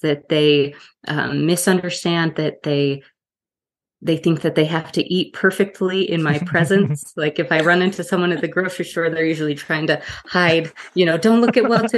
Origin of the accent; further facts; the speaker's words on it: Utah, United States; I grew up here in Utah